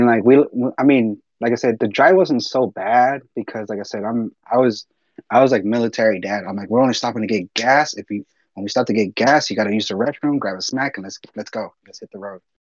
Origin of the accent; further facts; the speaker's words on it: Texas, United States; We're from Texas